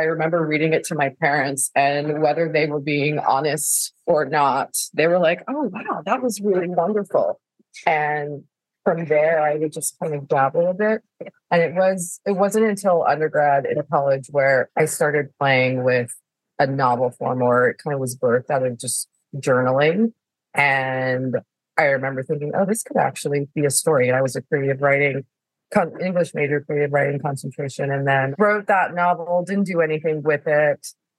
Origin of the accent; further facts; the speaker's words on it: California, United States; born there; I am a military brat. Actually, my dad was in the Navy. I was born in California. I lived lots of places.